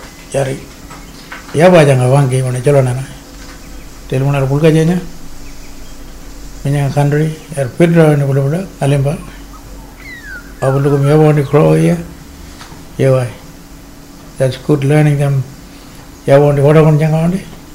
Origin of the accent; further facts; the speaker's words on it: Christmas Creek, Western Australia, Australia; first language Walmajarri; English is a second language; also born or lived in Fitzroy Crossing; I was born in Quimbis Creek in 1961. I've been going to school there as a kid